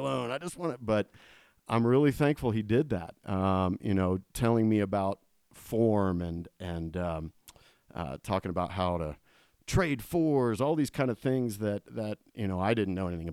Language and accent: English; Columbus, Ohio, United States; I grew up in Columbus, Ohio